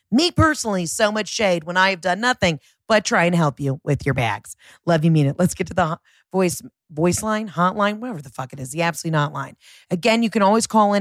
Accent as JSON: {"language": "English", "town": "Pittsburgh", "region": "Pennsylvania", "country": "United States", "moved": "yes", "lives_now": "North Carolina, United States", "said": "I am from Pittsburgh, Pennsylvania, but I live in North Carolina"}